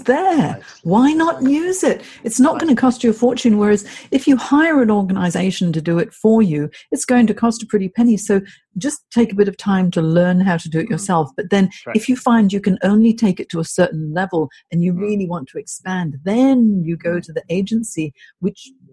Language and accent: English; Hong Kong; moved away; I'm from Hong Kong originally, so I'm half Chinese, half English